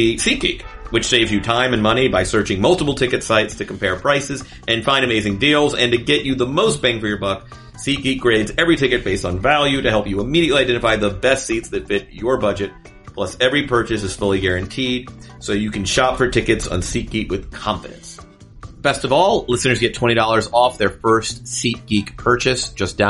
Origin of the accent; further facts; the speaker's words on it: the South, United States; accent: southern; I was the one southern kid, and I got kidded for my accent. And it was that summer because, like, I had a southern accent.